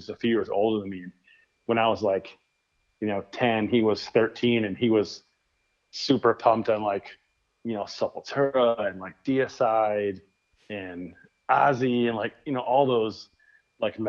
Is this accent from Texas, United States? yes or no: no; Flint, Michigan, United States; now in West Michigan, United States; I grew up in Michigan. I lived on the other side of the state, which was like basically two hours from where I live now. So grew up on the like Detroit side, Flint side of the state